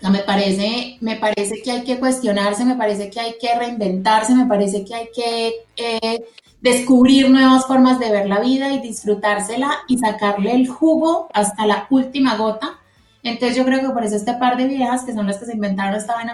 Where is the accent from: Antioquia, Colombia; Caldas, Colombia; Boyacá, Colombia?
Caldas, Colombia; Manizales; also born or lived in Medellín; Soy de Medellín, criada en Manizales, o sea, ahí es donde nos se conectan todas nuestras historias.